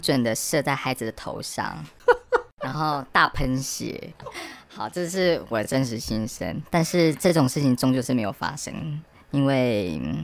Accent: eastern Taiwan, Taiwan; moved away; 我其实以前是在东部念书，我是东部的野孩子哦

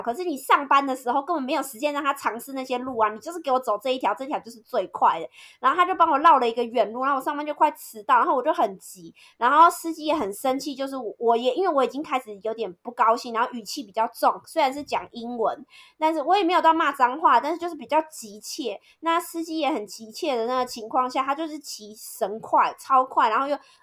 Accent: northern Taiwan, Taiwan; moved away as an adult; now in Vietnam; 因为我是北部人

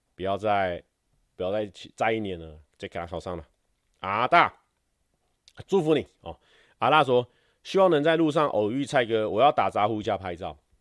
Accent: Taiwan; 我们台湾人学日文感觉有一点点小优势

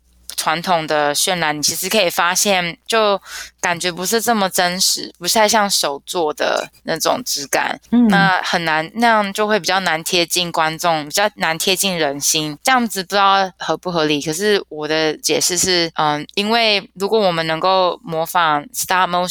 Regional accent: Taipei, Taiwan; now in New York, United States; 那我是台北人，那以前有机会大学完之后到 SVA，嗯，读 Computer Art，然后攻读动画系这样子。现在毕业后在纽约的一家广告设计公司工作

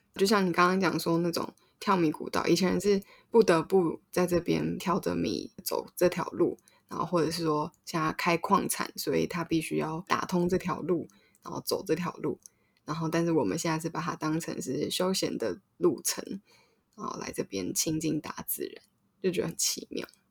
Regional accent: Taipei, Taiwan; 我们都是在全山长大的

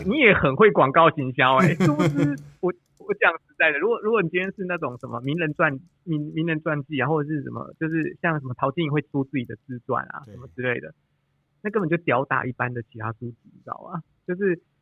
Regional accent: Toufen, Miaoli County, Taiwan; 我们乡下地方啊，我住头份啊，我们乡下地方

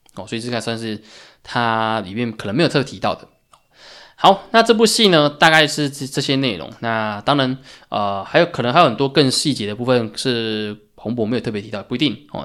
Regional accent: Taiwan; 作为台湾人，可能我们大家对这个COVID nineteen 其实感觉不深

